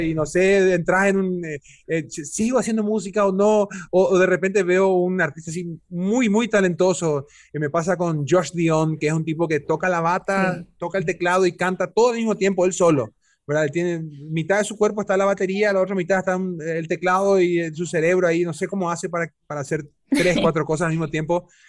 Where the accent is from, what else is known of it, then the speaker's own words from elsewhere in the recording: Paraguay; esa capacidad camaleónica que tenemos paraguayas y paraguayos